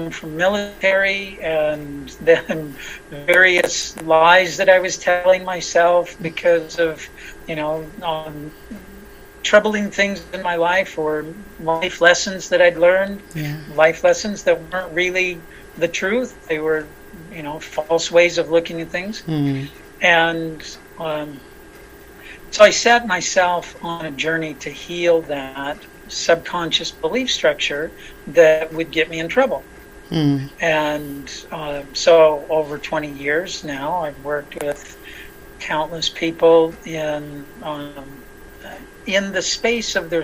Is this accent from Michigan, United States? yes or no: no; Los Angeles, California, United States; I was born in Hollywood, California